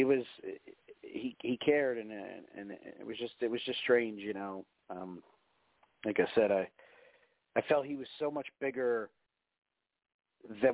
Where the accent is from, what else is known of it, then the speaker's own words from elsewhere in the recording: New Jersey, United States; moved away; the house I grew up in Jersey